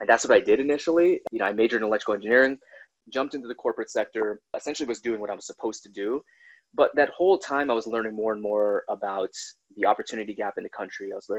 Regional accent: Minnesota, United States; born there; So they went to Alaska, went to New York, that's where both of my sisters were born. I was born in Minnesota. We went to Atlanta. We went to Washington State.

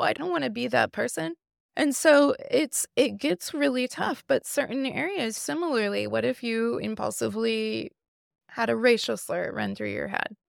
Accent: Midwest, United States; I grew up in the Midwest.

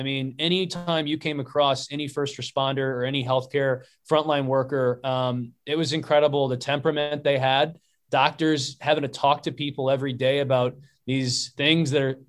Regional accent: Houston, Texas, United States; I mentioned that I was from Houston

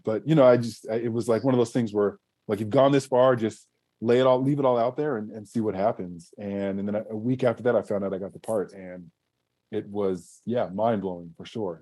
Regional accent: Southern California, United States; growing up in Southern California, watching the Lakers in the '80s

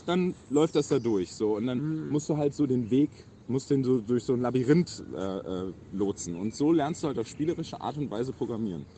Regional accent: Rhineland-Palatinate, Germany; moved away as an adult; now in Hamburg, Germany; ich komme aus Rheinland-Pfalz

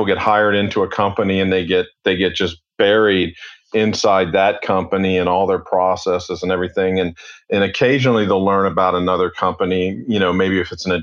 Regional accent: Cincinnati, Ohio, United States; moved away as an adult; also born or lived in Atlanta; born and raised in Cincinnati

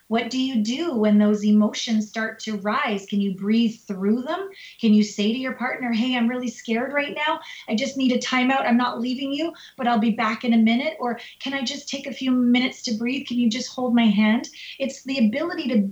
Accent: Canada; now in United States; Canada, my home country

